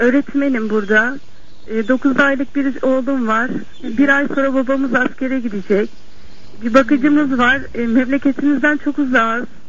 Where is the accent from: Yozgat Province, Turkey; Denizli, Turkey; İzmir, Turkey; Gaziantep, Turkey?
Denizli, Turkey; moved away; Ben Denizliliyim. Eşim Edirneli